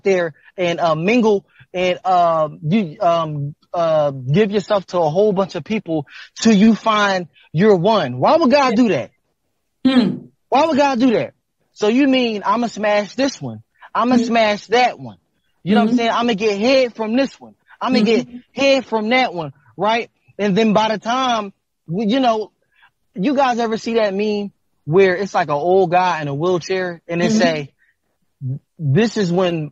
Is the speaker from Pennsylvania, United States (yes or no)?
yes; Philadelphia, Pennsylvania, United States; I'm from North Philadelphia